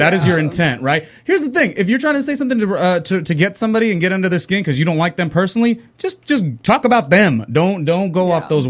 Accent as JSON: {"language": "English", "region": "Southern California", "country": "United States", "tie": "born or raised there", "said": "me growing up in Southern California"}